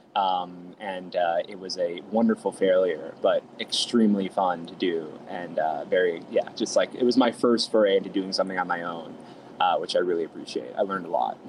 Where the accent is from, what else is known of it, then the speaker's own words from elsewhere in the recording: New York City, New York, United States; also born or lived in Roslyn Heights, Long Island, New York; I grew up in a town called Fresh Meadows in Queens, um, and then in New York, uh, and then I also moved to a town called Roslyn Heights in Long Island, uh, in New York